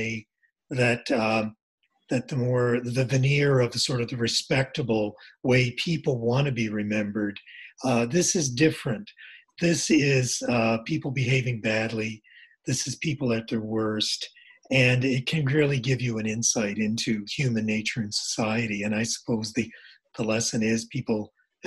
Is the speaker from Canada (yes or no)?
yes; Nova Scotia, Canada; I'm from Nova Scotia.